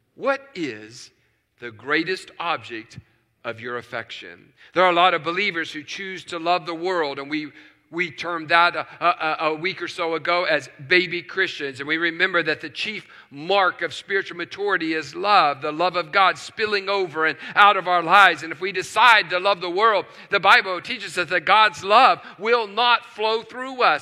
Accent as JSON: {"language": "English", "region": "West Virginia", "country": "United States", "tie": "born or raised there", "said": "Growing up in West Virginia"}